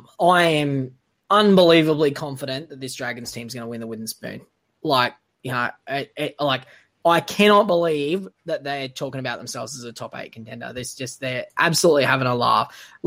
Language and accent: English; Queensland, Australia; I'm a Queenslander